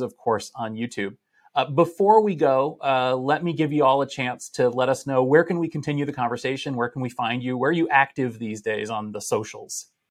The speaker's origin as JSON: {"language": "English", "town": "Boston", "region": "Massachusetts", "country": "United States", "tie": "born or raised there", "said": "we're returning to Boston for the first time since the pandemic, uh, my hometown"}